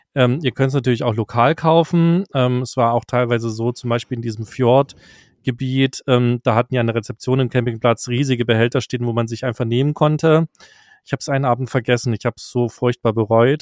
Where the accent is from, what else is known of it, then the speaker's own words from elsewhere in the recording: Germany; für mich als Deutscher